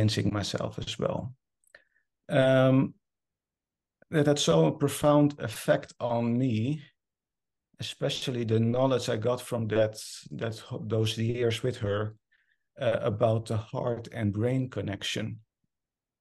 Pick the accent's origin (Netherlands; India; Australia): Netherlands; English is a second language; moved away as an adult; now in Norway; I moved from the Netherlands, where I'm originally from, to Norway to start a new cancer department there